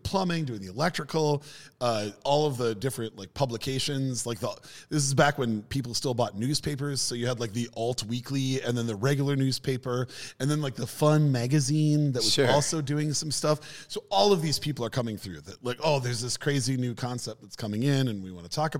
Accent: Minnesota, United States; also born or lived in Norway; a Minnesotan and a Virginian currently living in Pittsburgh

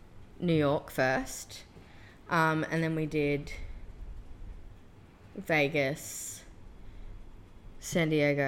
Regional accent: Australia; Especially as an Aussie gal.

